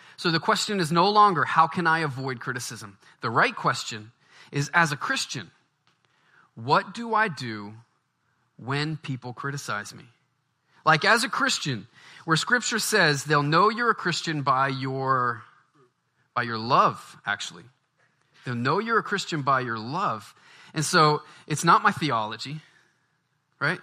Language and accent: English; Baton Rouge, Louisiana, United States; moved away; I'm from the South. I grew up in Baton Rouge